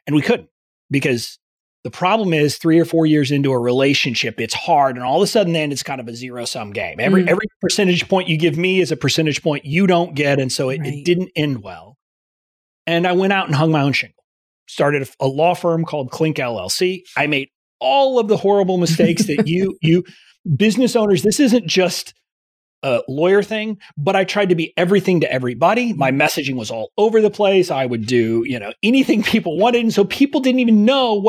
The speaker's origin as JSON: {"language": "English", "town": "McAllen", "region": "Texas", "country": "United States", "also_born_or_lived": "Fort Worth, Texas", "moved": "yes", "lives_now": "Washington, D.C., United States", "said": "I am originally from Texas. I'm originally from deep South Texas, okay. McAllen, which is near the Mexican border"}